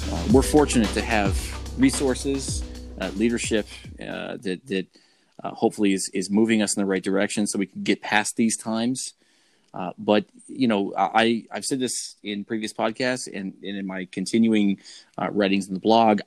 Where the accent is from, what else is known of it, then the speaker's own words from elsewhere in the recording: Rochester, New York, United States; in my hometown of Rochester